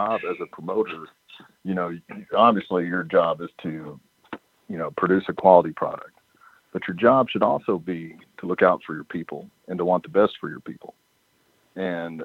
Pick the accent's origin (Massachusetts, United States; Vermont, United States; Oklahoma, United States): Oklahoma, United States; Ardmore; I'm from Ardmore, Oklahoma, and we'd always ran shows just in Ardmore